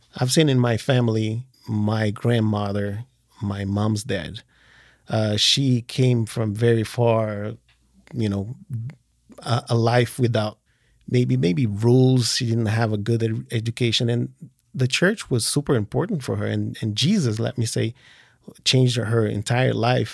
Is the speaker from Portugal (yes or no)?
yes; Portugal; born or raised there; moved away as an adult; also born or lived in Brazil / France / Switzerland